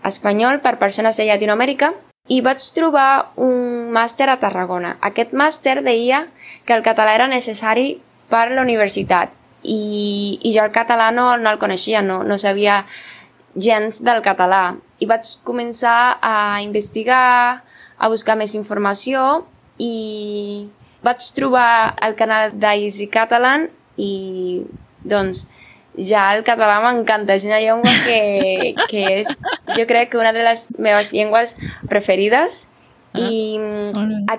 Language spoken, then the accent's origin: Catalan; Cuba; Catalan is a second language; Hola, com esteu? … de Cuba i aquest any que ha passat he après una mica del català.